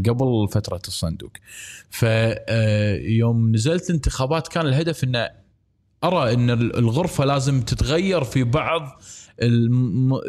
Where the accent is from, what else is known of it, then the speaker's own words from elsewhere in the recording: Kuwait; انا مواطن كويتي